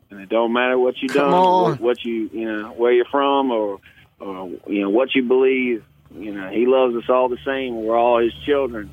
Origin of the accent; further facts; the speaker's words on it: Hanover, Virginia, United States; I was born in Hanover, Virginia.